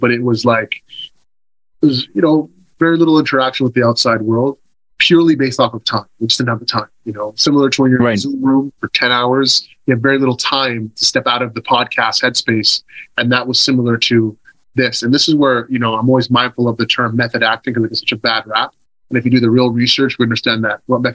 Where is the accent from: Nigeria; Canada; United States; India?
Canada; Toronto, Ontario; I love being from Toronto. I love being from Scarborough